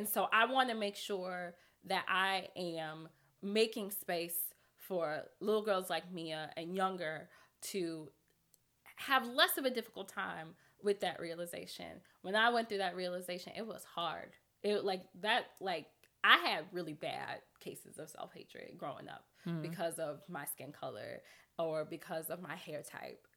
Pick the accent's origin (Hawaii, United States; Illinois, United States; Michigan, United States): Illinois, United States; Chicago; I grew up on 96 and Forest. So I grew up in Roseland